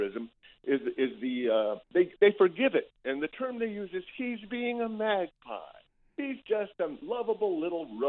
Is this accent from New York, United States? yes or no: no; Tallahassee, Florida, United States; I was expelled from Tallahassee Leon High School a long time ago for being a lefty.